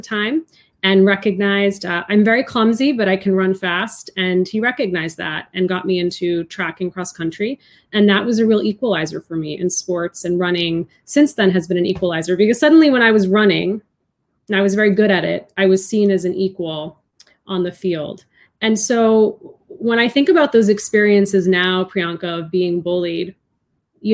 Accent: outside of Boston, Massachusetts, United States; My younger brother and I were raised outside of Boston.

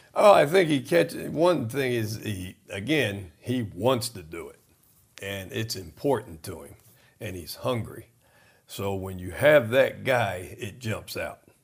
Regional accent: Trenton, New Jersey, United States; I was born in Trenton, New Jersey

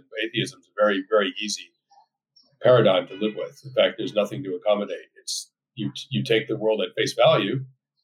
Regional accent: Belmont, Massachusetts, United States; moved away as an adult; I grew up in a very safe, affluent, upper middle class community suburb outside of Boston called Belmont

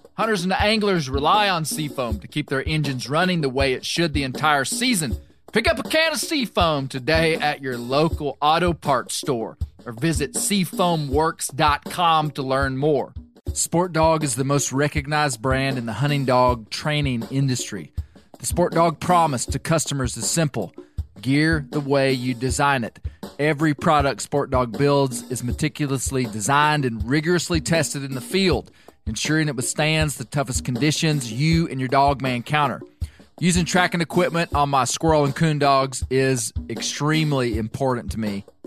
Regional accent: Mena, Arkansas, United States; here from my hometown of Mena, Arkansas.

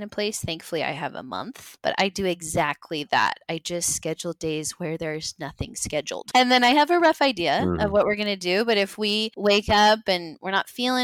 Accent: United States; We're obviously American

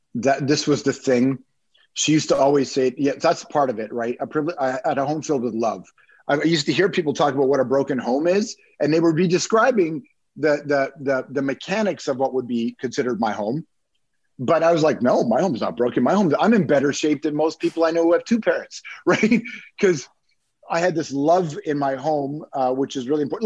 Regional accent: Toronto, Ontario, Canada; also born or lived in Malton; we grew up in Toronto, uh, West Side, so I don't know who knows the city, but I grew up in Rexdale

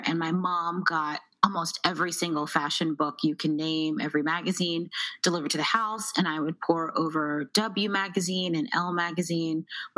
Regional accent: Baltimore, Maryland, United States; also born or lived in New York; I am from Baltimore, Maryland, where I actually still live right now.

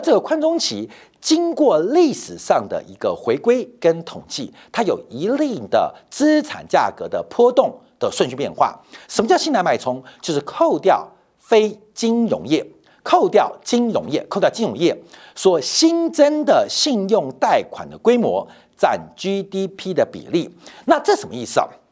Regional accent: Taiwan; 对我们台湾人最直接关心的

